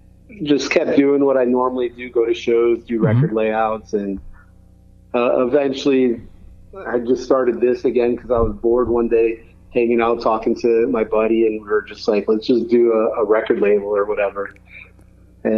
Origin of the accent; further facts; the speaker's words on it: Connecticut, United States; I grew up in Connecticut